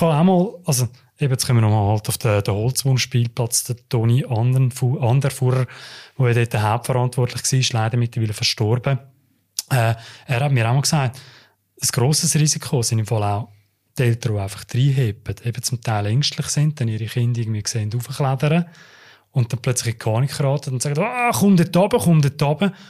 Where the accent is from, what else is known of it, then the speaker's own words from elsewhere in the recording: Uster, Zurich, Switzerland; ich bin ja in Oster aufgewachsen